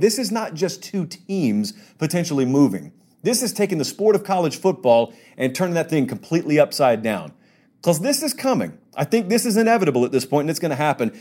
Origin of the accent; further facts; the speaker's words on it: the South, United States; I grew up in the South, so I, I'm an S E C guy